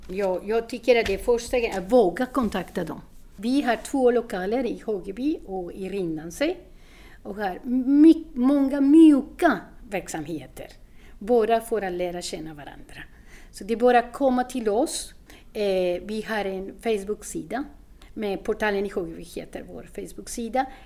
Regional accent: Colombia; Swedish is a second language; moved away as an adult; now in Sweden; Jag kommer från Colombia och jag har bott i Sverige sju år

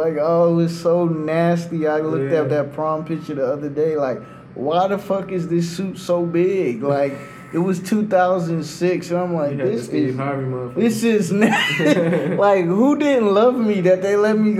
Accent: New York, United States; No, I'm from New York, but I've been everywhere, man.

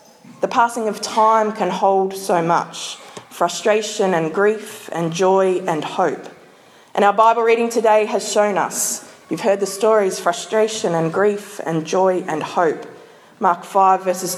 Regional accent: Queensland, Australia; as a Queenslander

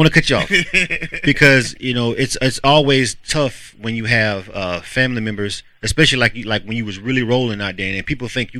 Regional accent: Panama City, Florida, United States; moved away as an adult; now in Atlanta, United States; the fact that we born and raised in Panama City.

